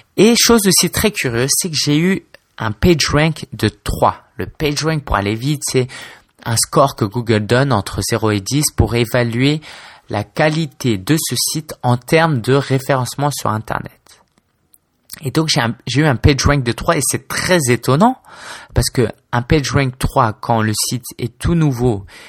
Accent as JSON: {"language": "French", "town": "Paris", "region": "Île-de-France", "country": "France", "tie": "born or raised there", "also_born_or_lived": "Spain / China", "said": "je suis français d'origine chinoise. J'ai 26 ans, je vis à Paris, où j'ai toujours vécu"}